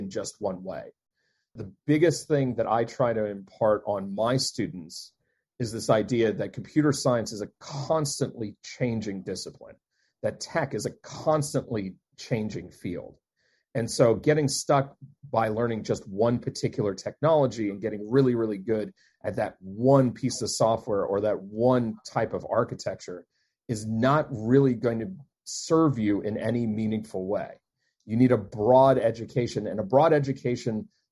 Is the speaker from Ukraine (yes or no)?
no; Deep South, United States; also born or lived in Maryland; now in Maine, United States; I'm not originally from Maine. I am not even originally from the Northeast. I am from the Deep South